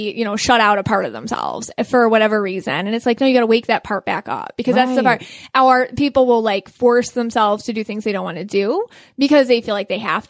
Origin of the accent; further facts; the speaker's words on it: Buffalo, New York, United States; moved away as an adult; now in Florida, United States; I'm from Buffalo, New York, which explains my accent.